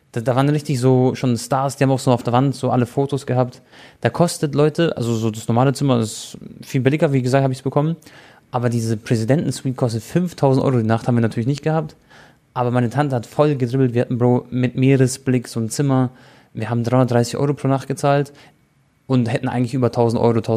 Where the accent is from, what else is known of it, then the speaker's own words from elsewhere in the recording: Croatia; now in Bonn, Germany; In Dubrovnik in Kroatien Urlaub Hrvatska. gemacht. Genau. In meiner Heimat.